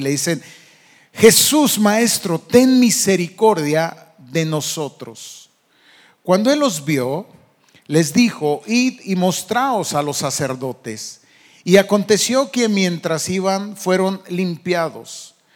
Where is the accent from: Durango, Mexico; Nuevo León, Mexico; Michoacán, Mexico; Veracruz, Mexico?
Michoacán, Mexico; moved away; allá de donde yo vengo, de Michoacán